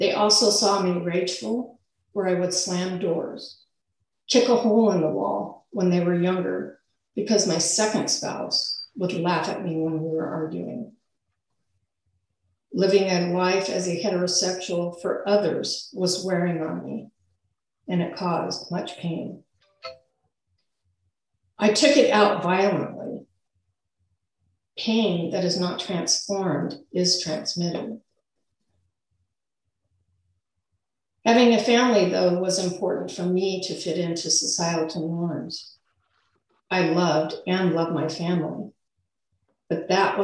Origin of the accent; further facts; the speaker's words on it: Forest Grove, Oregon, United States; I moved back to my hometown, Forest Grove, with two kids at 22